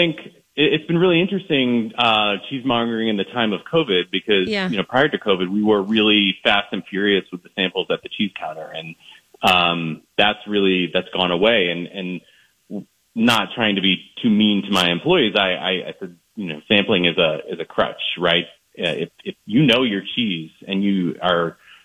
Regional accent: East Coast, United States; now in Minnesota, United States; I'm not from Minnesota originally. I'm from the East Coast.

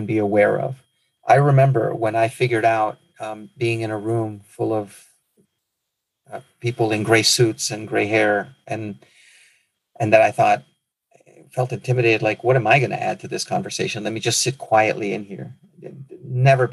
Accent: Nicaragua; moved away; also born or lived in Midwest; my home country of Nicaragua

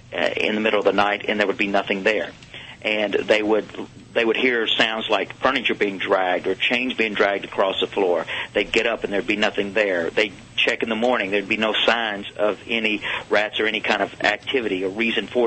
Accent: Nashville, Tennessee, United States; I grew up in Nashville

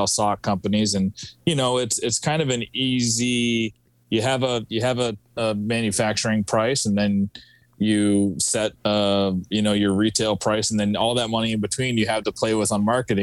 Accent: Vermont, United States; now in Massachusetts, United States; I'm from Vermont. I always say I'm from Vermont. That's where I was born and raised, but I live in Massachusetts now.

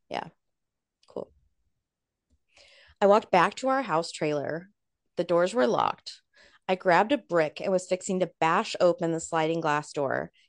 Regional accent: Ohio, United States; I'm from Ohio, so he was the only person I knew down there.

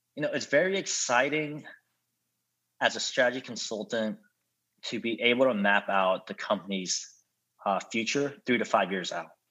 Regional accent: United States

